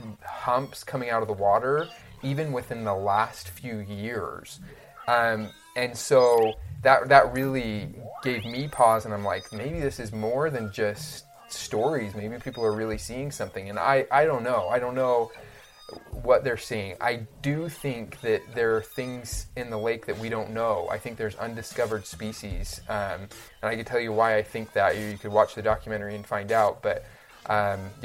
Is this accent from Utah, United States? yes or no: yes; Utah, United States; I grew up in Utah